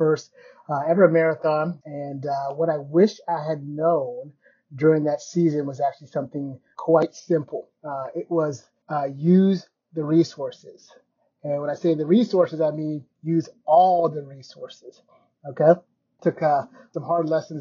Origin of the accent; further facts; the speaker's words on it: Kenya; I was born in Kenya